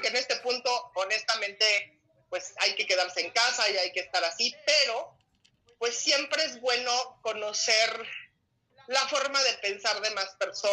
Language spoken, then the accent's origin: Spanish; Mexico; como buenos mexicanos